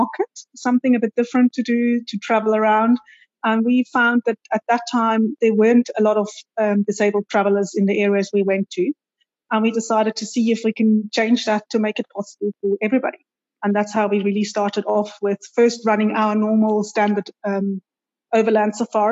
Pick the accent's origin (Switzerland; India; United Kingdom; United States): Switzerland; moved away as an adult; also born or lived in South Africa; now in Cape Town, South Africa; I was born in Switzerland